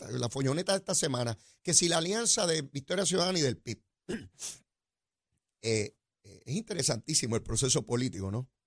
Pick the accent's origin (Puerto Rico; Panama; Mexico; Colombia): Puerto Rico; San Juan; yo soy sanjuanero, voto en San Juan